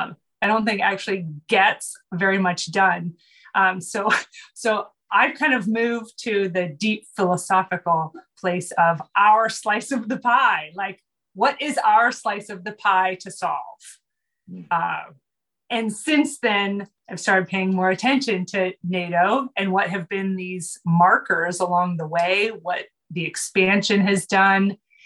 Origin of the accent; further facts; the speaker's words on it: United States; But as an American, my slice of the pie is America.